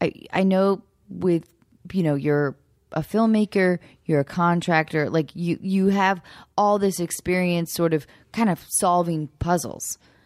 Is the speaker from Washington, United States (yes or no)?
yes; Seattle, Washington, United States; I'm from Seattle.